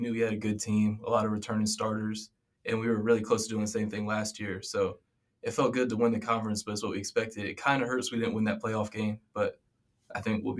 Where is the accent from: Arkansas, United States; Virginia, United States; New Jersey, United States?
Virginia, United States; Virginia Beach; I'm a sophomore running back from Virginia Beach